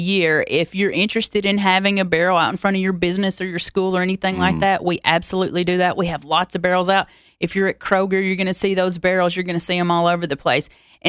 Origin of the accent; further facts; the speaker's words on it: Loretta, Tennessee, United States; My hometown is 12 miles from the Alabama border, but I am solely a Tennessee girl, born and raised Tennessee.